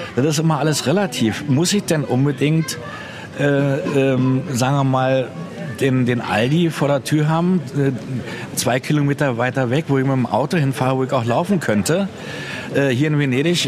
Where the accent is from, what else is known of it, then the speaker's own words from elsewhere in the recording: Berlin, Germany; now in Venice, Italy; meiner Heimatstadt Berlin